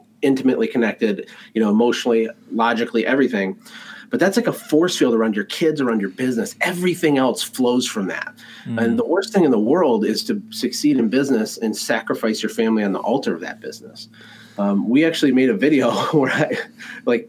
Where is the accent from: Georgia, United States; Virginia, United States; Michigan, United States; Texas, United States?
Michigan, United States; Flint; I was born in Flint, Michigan